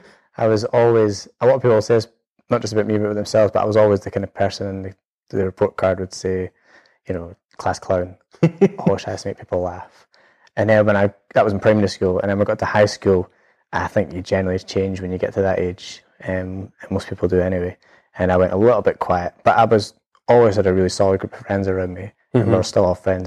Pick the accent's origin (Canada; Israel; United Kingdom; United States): United Kingdom; Edinburgh, Scotland; It was great. I lived just near Portobello. So actually it's something I love being near the sea. It's never left me. So we stayed in Mountcastle area.